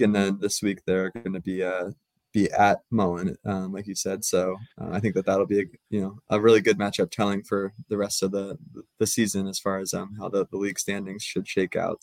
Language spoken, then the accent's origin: English; central Pennsylvania, United States; moved away as an adult; also born or lived in Virginia; now in North Idaho, United States; where I grew up in Pennsylvania, uh, central Pennsylvania, and uh, went to high school there